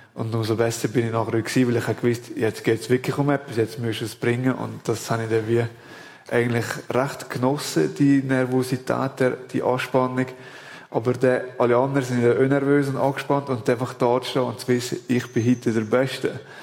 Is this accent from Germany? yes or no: no; Valais, Switzerland; als Walliser